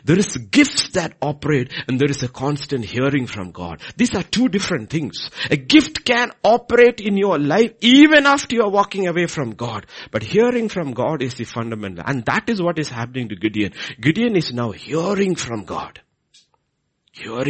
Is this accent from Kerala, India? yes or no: yes; Kerala, India; I grew up in Kerala